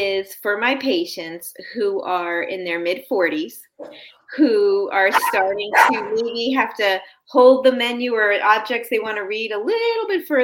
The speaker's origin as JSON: {"language": "English", "region": "New York", "country": "United States", "tie": "born or raised there", "also_born_or_lived": "Birmingham, Alabama / Davie, Florida", "moved": "as an adult", "lives_now": "Florida, United States", "said": "I grew up in New York."}